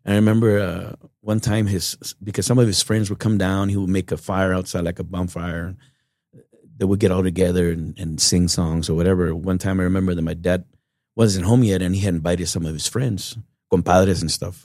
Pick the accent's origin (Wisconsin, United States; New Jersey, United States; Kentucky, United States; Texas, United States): Texas, United States; Uvalde; Born and raised in Uvalde, Texas